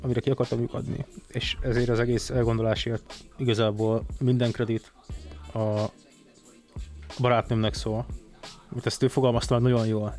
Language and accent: Hungarian; Budapest, Hungary; Én a Havana lakótelepen nőttem föl